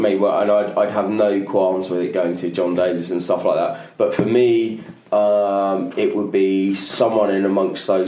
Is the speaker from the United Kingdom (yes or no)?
yes; England, United Kingdom; as an English guy